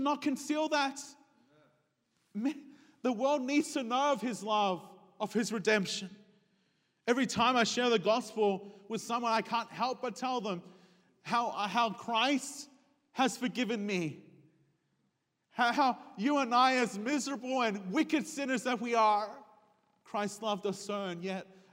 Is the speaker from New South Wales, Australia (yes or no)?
yes; Sydney, New South Wales, Australia; I was raised in an Hispanic home, but I was raised in Sydney, Australia